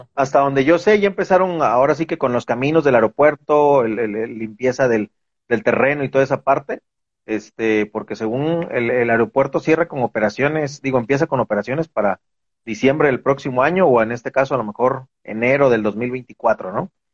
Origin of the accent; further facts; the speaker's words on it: Veracruz, Mexico; moved away as an adult; now in Guadalajara, Mexico; yo soy originario de Veracruz